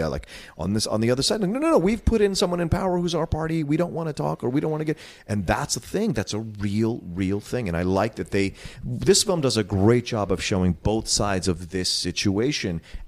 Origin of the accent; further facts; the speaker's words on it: East Coast, United States; growing up on the East Coast